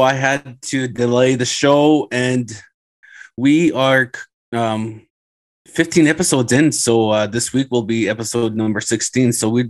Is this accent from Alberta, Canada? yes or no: no; Thunder Bay, Ontario, Canada; I grew up playing in Thunder Bay